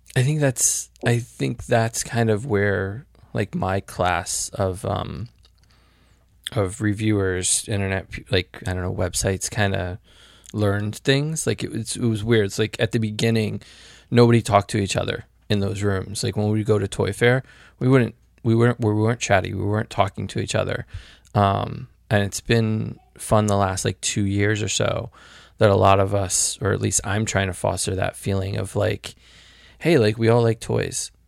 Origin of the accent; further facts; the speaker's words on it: Connecticut, United States; we're both from Connecticut